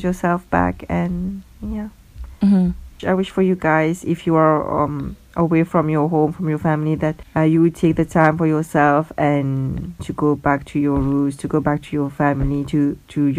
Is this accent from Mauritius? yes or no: yes; Mauritius; now in Ireland; I am from Mauritius. And actually, my family is not from Mauritius, we are from another island